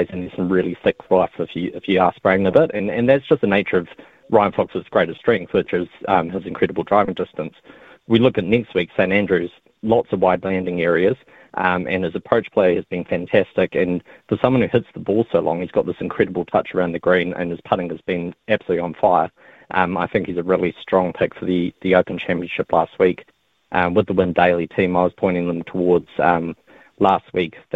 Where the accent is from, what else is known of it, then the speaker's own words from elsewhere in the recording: Dubai, United Arab Emirates; I grew up in Dubai and I, I had the opportunity when I was there to, that's really where I fell in love with golf